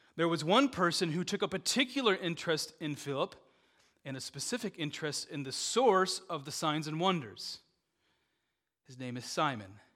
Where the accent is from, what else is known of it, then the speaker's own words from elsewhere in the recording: Dubuque, Iowa, United States; I grew up in Dubuque, Iowa.